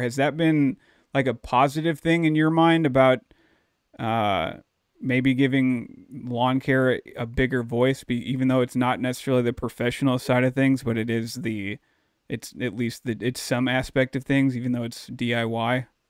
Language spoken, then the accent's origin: English; Dallas, Texas, United States; moved away; also born or lived in St. Louis County, Missouri; where I grew up down in Dallas, Texas